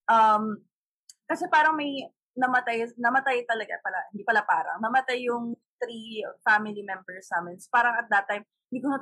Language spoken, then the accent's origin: Tagalog; Leyte, Eastern Visayas, Philippines; now in Manila, Philippines; I'm from Leyte. Ooh. Pero, kasi, pero dito na ako sa Manila nagstay.